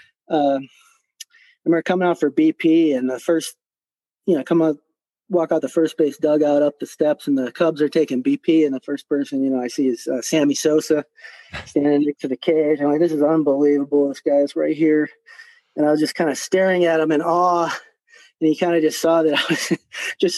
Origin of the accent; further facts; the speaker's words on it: Park Ridge, Illinois, United States; also born or lived in Ottawa; now in Tucson, United States; I grew up in Chicago in Park Ridge, Illinois